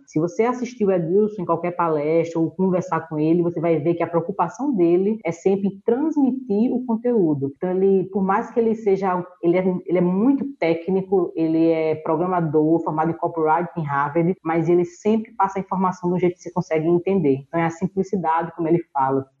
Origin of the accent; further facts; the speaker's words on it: Northeast Region, Brazil; a gente fala aqui no Nordeste